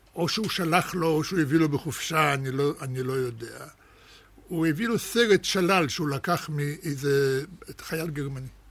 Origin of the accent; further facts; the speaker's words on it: Netanya, Central District, Israel; Hebrew is a second language; also born or lived in Russia / Germany / Ramat HaShofet; הייתי בן שמונה כשהגענו לארץ